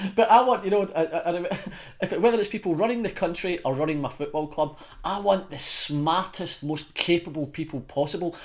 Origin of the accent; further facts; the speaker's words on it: Scotland, United Kingdom; as a Scotsman